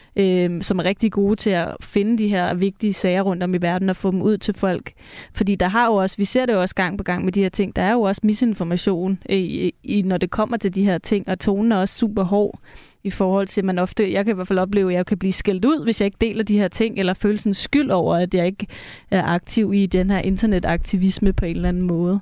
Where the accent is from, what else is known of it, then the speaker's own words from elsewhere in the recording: Copenhagen, Capital Region of Denmark, Denmark; nu er jeg også fra København og har venner i København